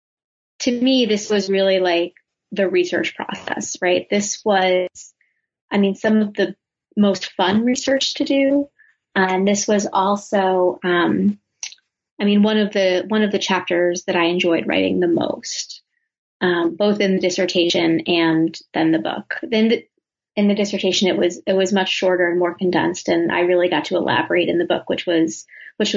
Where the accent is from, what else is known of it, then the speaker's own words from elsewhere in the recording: United States; as an American, as a woman at that point in my late 20s